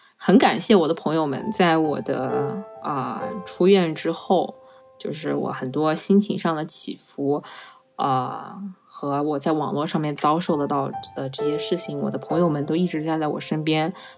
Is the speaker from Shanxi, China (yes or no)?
no; Changsha, Hunan, China; 用我们长沙话来说